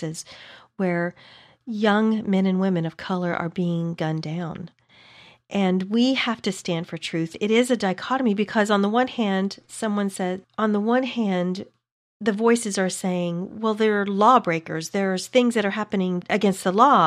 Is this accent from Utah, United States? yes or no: no; small town in Texas, United States; Growing up in the South